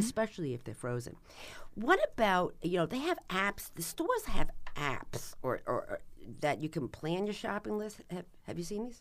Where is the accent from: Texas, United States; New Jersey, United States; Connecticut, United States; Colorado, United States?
New Jersey, United States; I'm from New Jersey